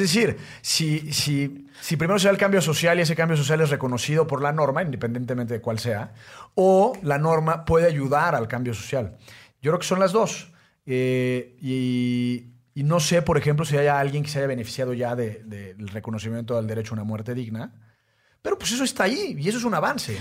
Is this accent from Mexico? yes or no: yes; Mexico